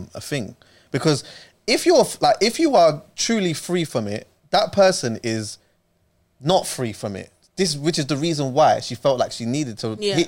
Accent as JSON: {"language": "English", "country": "Jamaica", "said": "I'm Jamaican"}